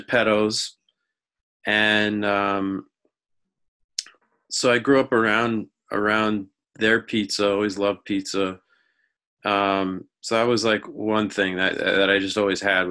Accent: Amherst, Massachusetts, United States; moved away as an adult; also born or lived in New York; I went to UMass, which is where I grew up here in Amherst

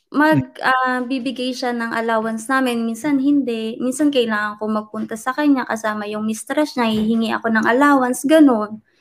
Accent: Orion, Central Luzon, Philippines; now in Norway; lumaki ako sa Orion Bataan, Philippines.

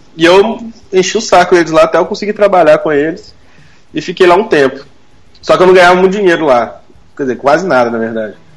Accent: Belo Horizonte, Minas Gerais, Brazil; Eu sou de BH

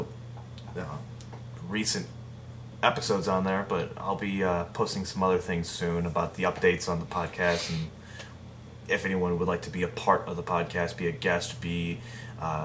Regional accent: Illinois, United States; I'm from Illinois, so there's corn everywhere.

